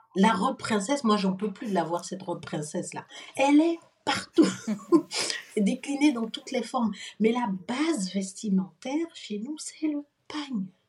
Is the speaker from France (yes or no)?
no; Benin; je suis béninois